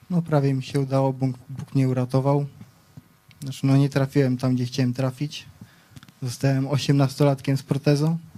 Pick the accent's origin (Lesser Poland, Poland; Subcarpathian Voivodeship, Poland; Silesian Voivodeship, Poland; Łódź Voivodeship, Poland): Lesser Poland, Poland; Wieliczka; przyjechałem z Wieliczki. Mam 23 lata